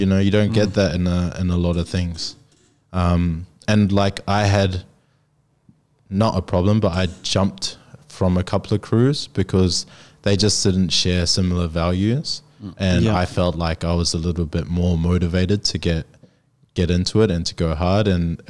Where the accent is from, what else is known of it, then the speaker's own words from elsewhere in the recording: New Zealand; now in Sydney, Australia; I'm from New Zealand.